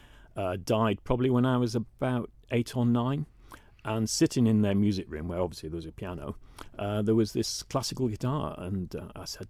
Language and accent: English; Guisborough, North East England, United Kingdom; I grew up in a town called Gisborough, which is between Middlesbrough and Whitby